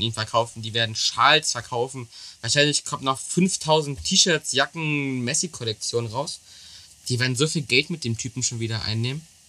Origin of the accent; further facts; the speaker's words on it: Germany; als Deutscher